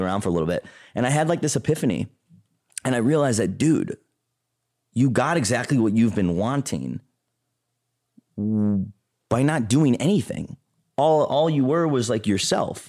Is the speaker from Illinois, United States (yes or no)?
yes; Chicago, Illinois, United States; I grew up in a suburb outside of Chicago, a southwest suburb called Payless Park